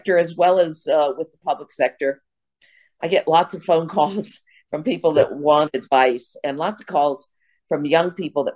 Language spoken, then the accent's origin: English; Wisconsin, United States; moved away; I came from Wisconsin.